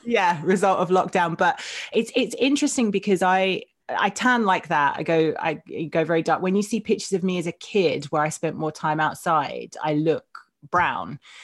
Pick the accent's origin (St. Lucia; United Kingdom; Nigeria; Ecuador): United Kingdom; Essex, East of England